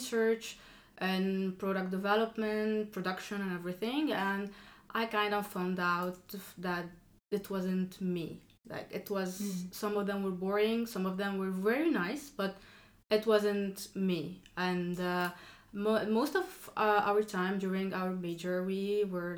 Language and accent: English; Lebanon; moved away as an adult; now in France; I come from Lebanon. I did all of my studies there.